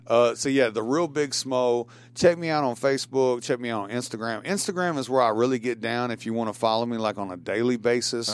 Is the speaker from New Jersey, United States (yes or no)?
no; Shelbyville, Tennessee, United States; I'm from Shelbyville, Bedford County